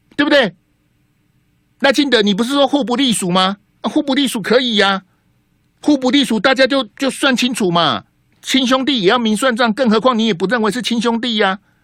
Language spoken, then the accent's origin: Chinese; Taiwan; 我们台湾人